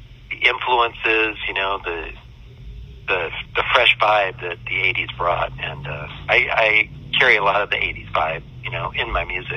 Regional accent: upstate New York, United States; moved away as an adult; also born or lived in Los Angeles, California; now in Orlando, United States; I am originally from upstate New York, up near Canada

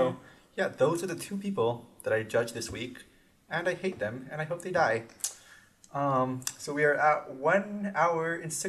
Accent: West Covina, California, United States; I'm from L.A.

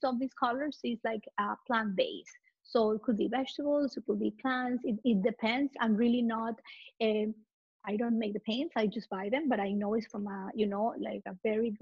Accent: Ecuador; moved away as an adult; also born or lived in Italy; now in Miami, United States; I'm Latin. I'm from Ecuador

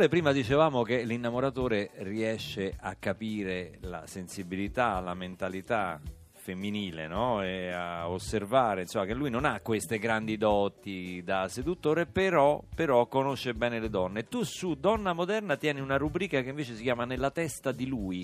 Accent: Rome, Lazio, Italy; noi romani

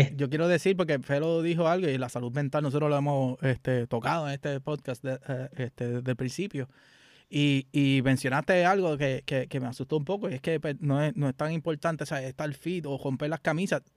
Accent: Puerto Rico; now in United States; Nosotros como puertorriqueños

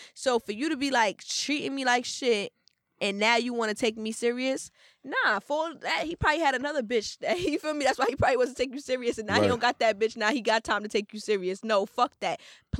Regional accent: Trinidad & Tobago; now in Brooklyn, United States; Anyways, I'm from Trinidad, but I live in Brooklyn for like 5 years now.

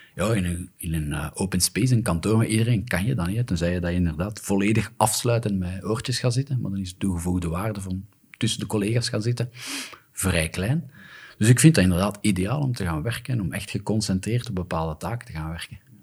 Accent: Flanders, Belgium; Wij als Vlamingen

